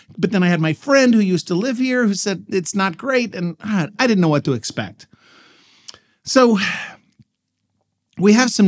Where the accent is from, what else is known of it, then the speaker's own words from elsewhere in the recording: Dallas, Texas, United States; I grew up in Dallas, Texas, and, you know, as for as big a city as that was, you weren't allowed to actually have fireworks in the city limits